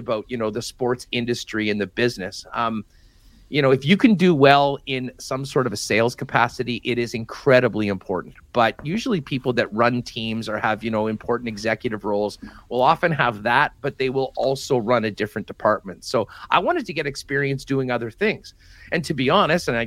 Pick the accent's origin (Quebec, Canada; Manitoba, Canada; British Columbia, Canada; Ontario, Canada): Manitoba, Canada; Winnipeg; I grew up in River Heights